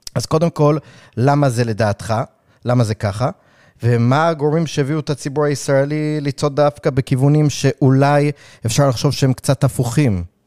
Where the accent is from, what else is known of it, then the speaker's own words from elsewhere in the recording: New York City, New York, United States; moved away; אני גדלתי בקראון הייטס